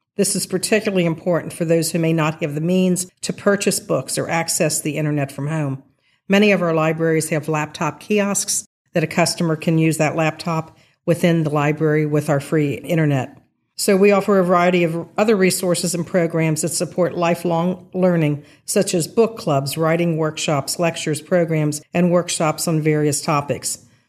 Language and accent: English; Rossmoyne, Ohio, United States; growing up in Ross Moyne, which is a little known term these days, it's part of Sycamore Township